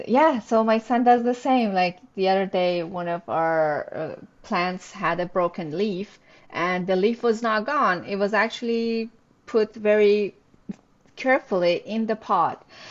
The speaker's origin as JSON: {"language": "English", "country": "Iran", "also_born_or_lived": "Montreal, Canada", "moved": "as an adult", "lives_now": "Toronto, Canada", "said": "I'm originally from Iran. Uh, we immigrated to Canada with my husband in 2011"}